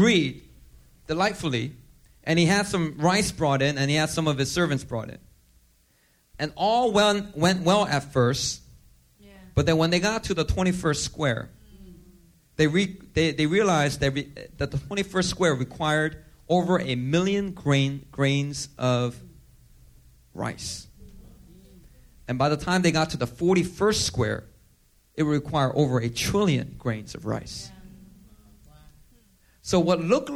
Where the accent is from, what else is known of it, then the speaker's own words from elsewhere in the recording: South Korea; moved away; I love my home country, Korea, right? I'm a U.S. citizen, but, you know, I was born in Korea